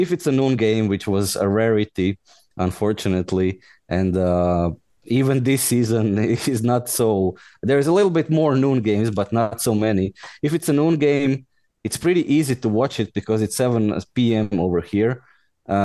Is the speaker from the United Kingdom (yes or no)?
no; Osijek, Osijek-Baranja County, Croatia; moved away as an adult; now in Brussels, Belgium; Originally I'm Croatian. I'm from Osijek, Croatia